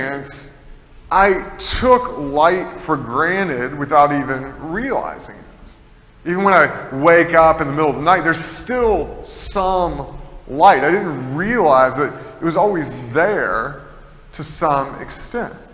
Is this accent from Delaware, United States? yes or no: no; Tennessee, United States; I'm from Tennessee, and in Tennessee, there's a lot of caves